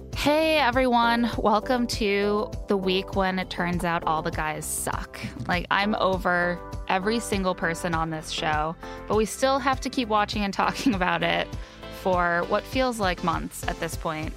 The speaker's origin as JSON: {"language": "English", "region": "Indiana", "country": "United States", "tie": "born or raised there", "also_born_or_lived": "near Chicago", "moved": "yes", "said": "growing up in Indiana"}